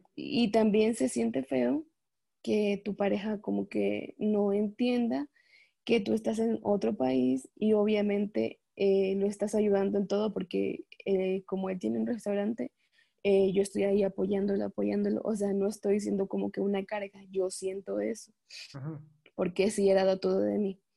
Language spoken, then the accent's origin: Spanish; Ecuador; moved away as an adult; now in Mexico; yo vivo en México, pero soy de Ecuador